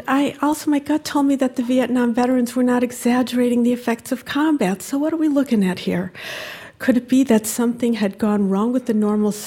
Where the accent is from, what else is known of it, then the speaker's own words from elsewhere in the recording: Cleveland, Ohio, United States; I grew up in the Jewish community of Cleveland, Ohio